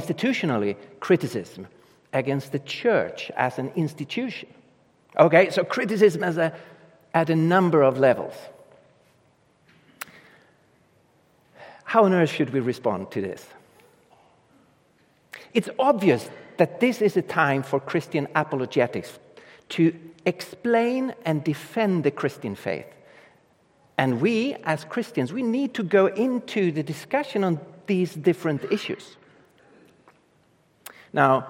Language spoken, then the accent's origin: English; Sweden; English is a second language; I come from Europe and Sweden, up in the north of Europe.